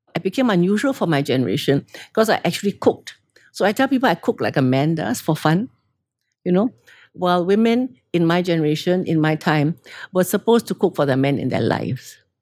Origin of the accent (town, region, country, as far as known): Singapore; born or raised there; also born or lived in London, United Kingdom